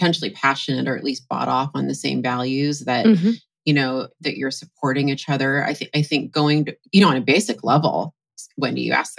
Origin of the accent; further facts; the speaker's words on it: Seattle, Washington, United States; I'm from Seattle